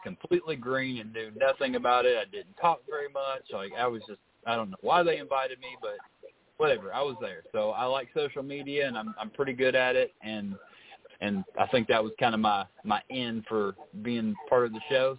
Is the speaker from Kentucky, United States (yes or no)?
yes; Kentucky, United States; moved away; We're we're both from Kentucky originally, so it's it's always nice to go back up there